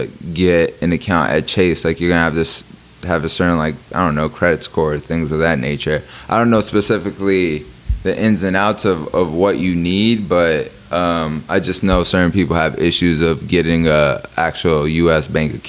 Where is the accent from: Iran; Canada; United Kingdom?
Iran; born there; because I was born in Iran and I didn't go into the army, I think they revoked that from me.